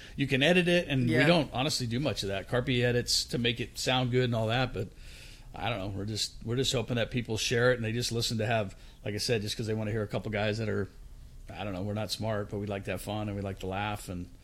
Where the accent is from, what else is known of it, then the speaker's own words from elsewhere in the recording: Manchester, North West England, United Kingdom; now in United States; Manchester, England.